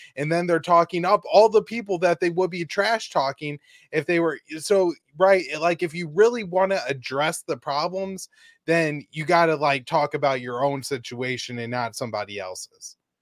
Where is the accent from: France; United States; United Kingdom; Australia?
United States; myself as an American